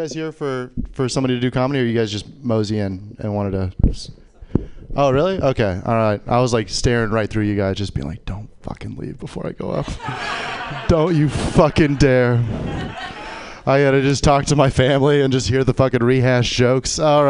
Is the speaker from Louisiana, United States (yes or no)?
yes; New Orleans, Louisiana, United States; I'm from New Orleans, and you were talking about crying and how people cry.